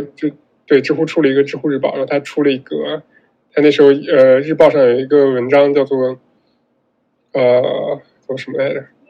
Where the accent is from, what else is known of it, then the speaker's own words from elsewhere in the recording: Northwest China, China; also born or lived in Xinjiang / Gansu; 因为我是西北人嘛，然后西北这边